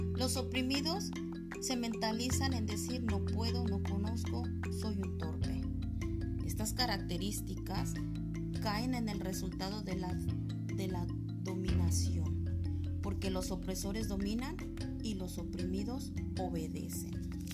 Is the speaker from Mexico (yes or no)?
yes; Morelos, Mexico; also born or lived in State of Mexico; Soy del estado de Morelos y trabajo a nivel secundaria en el estado de México